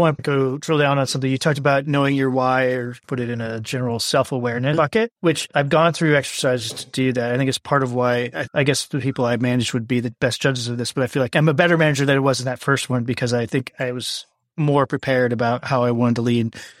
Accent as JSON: {"language": "English", "region": "Midwest", "country": "United States", "moved": "yes", "lives_now": "Texas, United States", "said": "I live in Texas now. I'm originally from the Midwest"}